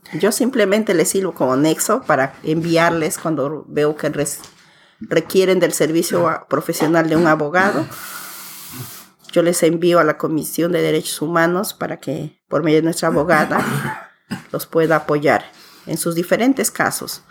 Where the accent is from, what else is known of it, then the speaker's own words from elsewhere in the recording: Pucallpa, Ucayali, Peru; also born or lived in Curimaná, Peru; yo nací en un pueblo que se llama Curimaná, que ahora ya es un distrito que está en pleno desarrollo que está ubicada en la provincia de Padre Abad y a 92 kilómetros de la ciudad de Pucallpa, donde yo vivo. Allí crecí hasta los 11 años